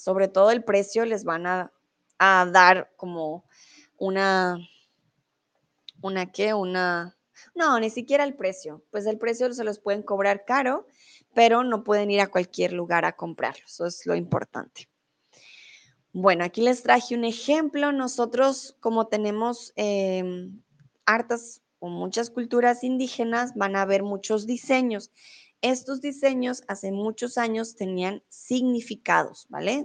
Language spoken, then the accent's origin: Spanish; Bogotá, Colombia; also born or lived in Mexico; now in Germany; yo soy de Bogotá, yo soy Rola.